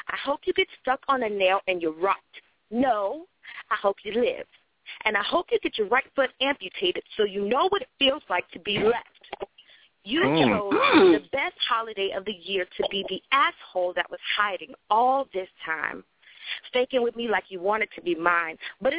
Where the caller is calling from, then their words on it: Florida, United States; I'm calling from Florida.